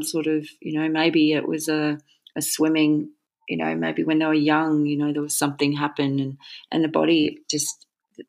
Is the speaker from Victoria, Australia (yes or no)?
no; Gold Coast, Queensland, Australia; moved away as an adult; also born or lived in Brisbane, Australia / Hawaii; now in Noosa, Australia; my parents who adopted me were from the Gold Coast and, you know, they lived in Mermaid Beach. So Bob and Kay brought me home back to Mermaid Beach